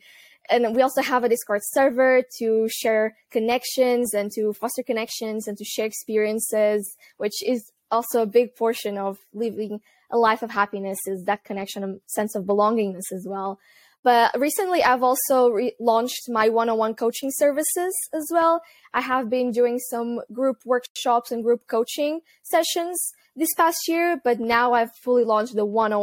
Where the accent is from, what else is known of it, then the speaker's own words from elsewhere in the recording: Portugal; moved away as an adult; also born or lived in United Kingdom / Netherlands; I'm originally from Portugal, but I moved to the UK when I was 18